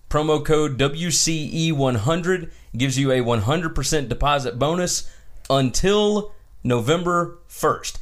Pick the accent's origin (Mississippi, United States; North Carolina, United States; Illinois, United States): Mississippi, United States; I'm from Mississippi.